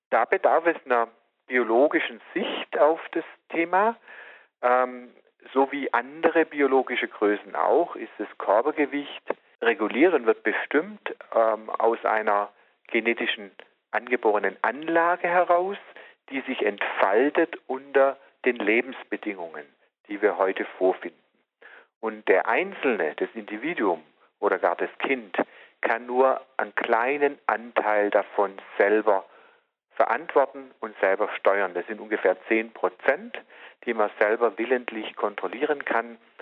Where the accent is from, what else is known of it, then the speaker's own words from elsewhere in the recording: Southern Germany, Germany; bei uns im Süden